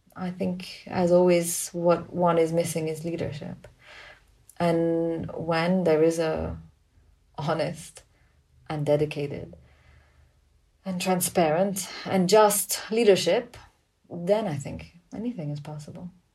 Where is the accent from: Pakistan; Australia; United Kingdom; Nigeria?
Pakistan; growing up in Pakistan